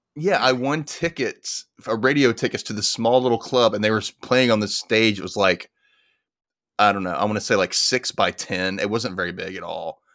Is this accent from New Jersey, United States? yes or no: no; Memphis, Tennessee, United States; My hometown